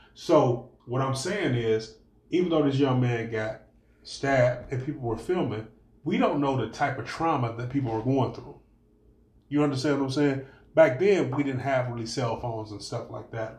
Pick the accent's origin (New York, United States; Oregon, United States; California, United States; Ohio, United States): Ohio, United States; Cleveland; we grew up in Cleveland